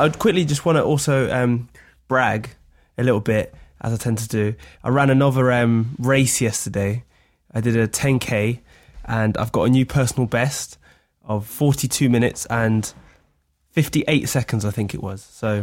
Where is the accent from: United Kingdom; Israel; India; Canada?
United Kingdom; England; I think as an English person